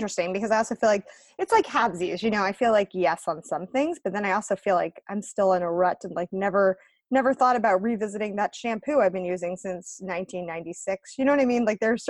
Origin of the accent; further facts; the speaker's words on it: United States; No, I'm not Aussie. I'm an American, Graham.